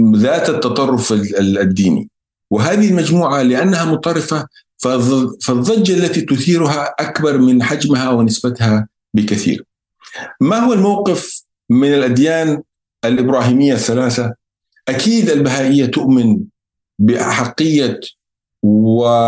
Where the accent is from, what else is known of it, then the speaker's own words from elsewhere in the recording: Yemen; احنا عندنا في اليمن